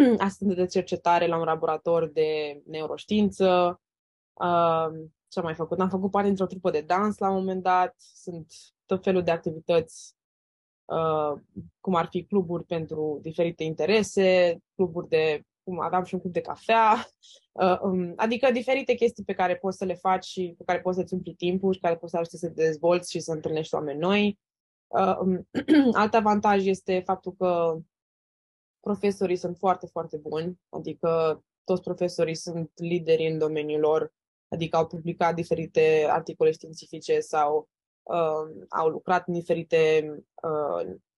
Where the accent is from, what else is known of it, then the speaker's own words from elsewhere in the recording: Romania; moved away as an adult; now in United States; sunt din România